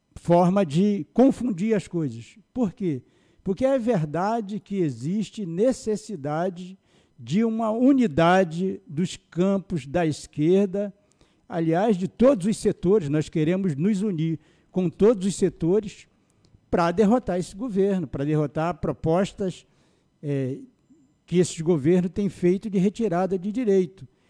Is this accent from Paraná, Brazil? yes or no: no; São Gonçalo, Rio de Janeiro, Brazil; eu sou é, nascido no Rio de Janeiro, mas fui criado no Jardim Catarina, cheguei no Jardim Catarina com um ano